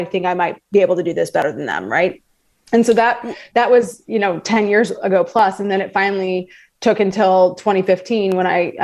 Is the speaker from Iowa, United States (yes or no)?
yes; Des Moines, Iowa, United States; I grew up in the Des Moines area, so central Iowa